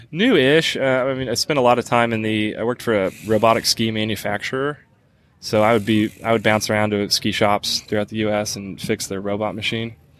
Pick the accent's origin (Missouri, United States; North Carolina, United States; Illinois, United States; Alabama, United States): Missouri, United States; Southwest; moved away as an adult; also born or lived in Colorado; I'm originally from Southwest Missouri, um, but for about a I don't know ten year stretch prior to moving back home, uh, lived out in Colorado